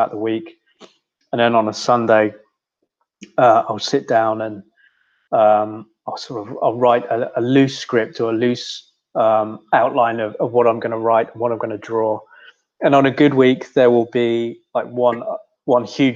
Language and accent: English; Swindon, South West England, United Kingdom; moved away as an adult; now in Australia; I'm from Swindon